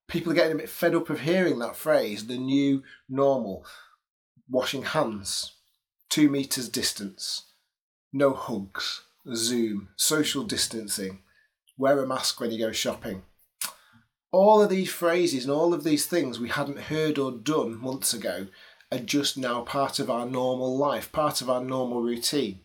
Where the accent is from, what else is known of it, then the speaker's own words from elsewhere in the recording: England, United Kingdom; as an English person